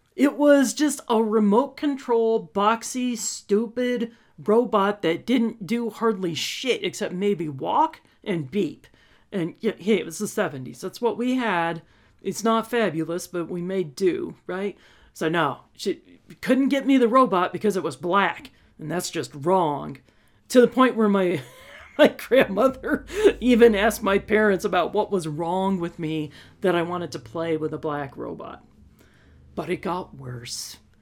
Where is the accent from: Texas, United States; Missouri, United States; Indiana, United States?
Texas, United States; we're from Texas